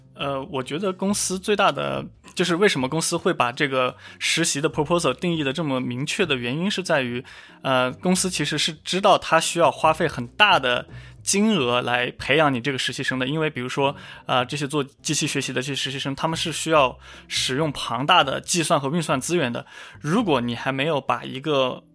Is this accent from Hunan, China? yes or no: yes; Hunan, China; 我家就是湖南那边